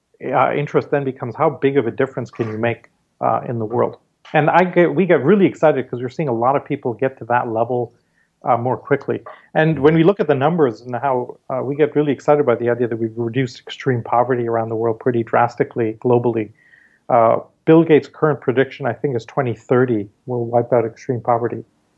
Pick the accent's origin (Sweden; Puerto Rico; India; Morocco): India; And so growing up in India, I mean, every time we went to school, the school bus took us through the Dharavi slums